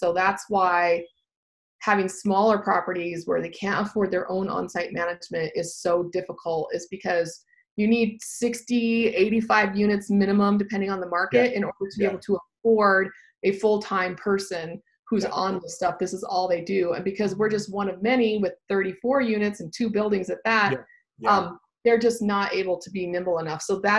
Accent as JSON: {"language": "English", "town": "Austin", "region": "Texas", "country": "United States", "said": "And then we're from Austin, so I'd look in like San Antonio, that kind of place."}